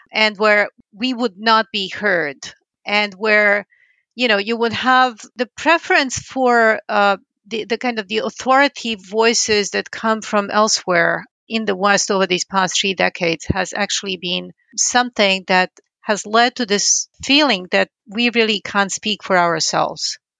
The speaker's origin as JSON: {"language": "English", "town": "Belgrade", "country": "Serbia", "tie": "born or raised there", "moved": "yes", "lives_now": "United States", "said": "I was born in Belgrade in Yugoslavia in nineteen sixty-three"}